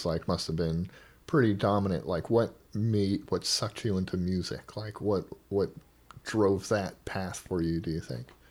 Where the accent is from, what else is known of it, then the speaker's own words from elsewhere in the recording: Oahu, Hawaii, United States; moved away as an adult; now in Portland, United States; Hawaii is such where I grew up at least on Oahu, not the outer islands